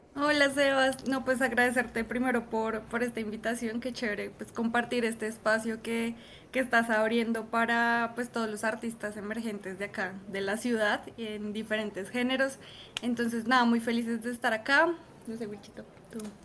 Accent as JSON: {"language": "Spanish", "region": "Bogotá", "country": "Colombia", "said": "nuestro sello como, como rolos"}